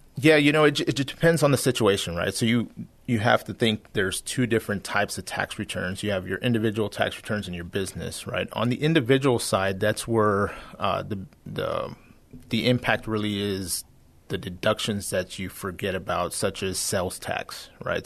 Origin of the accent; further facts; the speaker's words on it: San Antonio, Texas, United States; I'm born and raised here in San Antonio